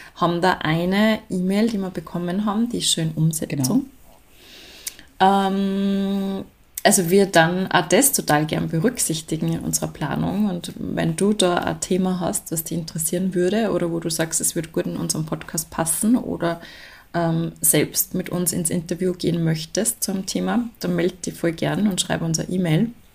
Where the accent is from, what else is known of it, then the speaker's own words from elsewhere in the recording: Salzburg, Austria; bei uns in Salzburg